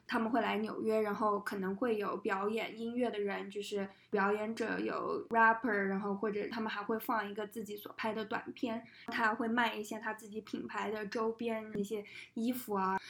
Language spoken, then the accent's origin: Chinese; China; 我们是从中国来的